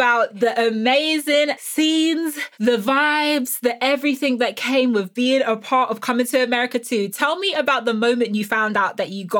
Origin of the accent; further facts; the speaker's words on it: London, United Kingdom; because I'm a Black woman, or that people, because I'm from South London